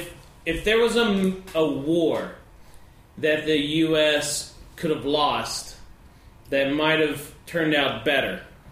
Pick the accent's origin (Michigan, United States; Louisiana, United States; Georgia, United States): Georgia, United States; I'm from Georgia.